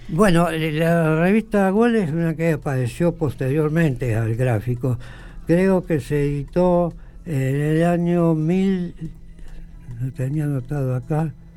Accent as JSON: {"language": "Spanish", "area": "Dorila", "region": "La Pampa", "country": "Argentina", "tie": "born or raised there", "said": "yo nací en Dorira Mi padre tenía campo en las cercanías de Dorira Yo nací y ahí"}